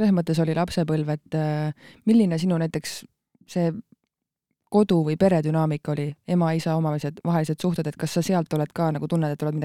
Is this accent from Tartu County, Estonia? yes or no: no; Rosma, Põlva County, Estonia; also born or lived in Võru; Äh, ma olen sündinud Võrus